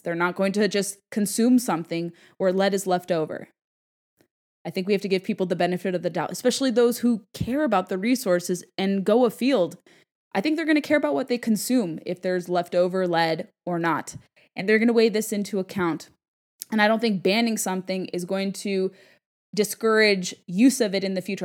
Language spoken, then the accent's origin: English; California, United States; my home state of California